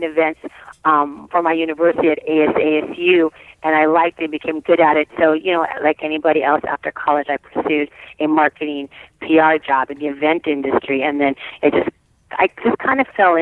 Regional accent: Arizona, United States; also born or lived in California; I was born and raised in California, but I grew up in Arizona.

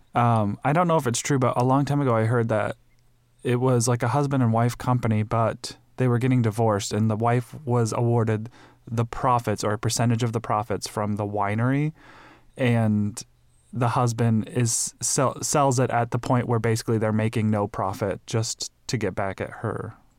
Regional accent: Midwest, United States; now in Phoenix, United States; I grew up in the Midwest

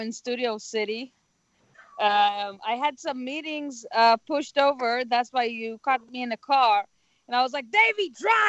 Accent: Tel Aviv, Tel Aviv District, Israel; English is a second language; now in Los Angeles, United States; I'm from Israel, Tel Aviv.

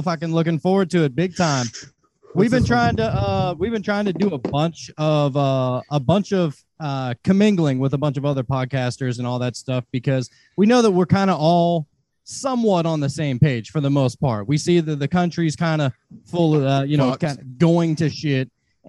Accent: Beaver County, Pennsylvania, United States; moved away; I lived in Beaver County, which is about 45 minutes from Pittsburgh.

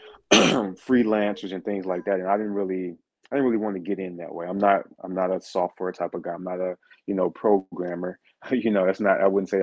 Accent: St. Louis, Missouri, United States; moved away; I'm originally from St. Louis, Missouri. So I'm originally from the States

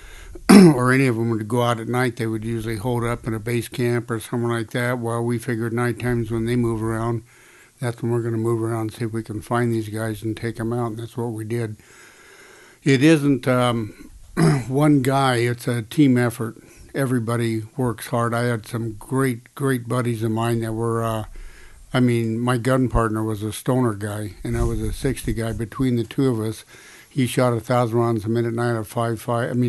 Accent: Ronan, Montana, United States; My dad was a carpenter, so we moved quite a bit around. But there was a place called Ronan, Montana, by the Flathead Lake in Montana, where you have the Mission

